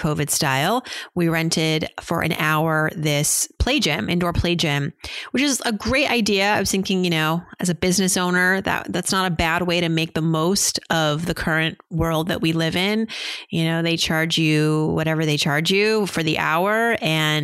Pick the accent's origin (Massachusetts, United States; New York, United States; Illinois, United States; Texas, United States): Massachusetts, United States; growing up in Massachusetts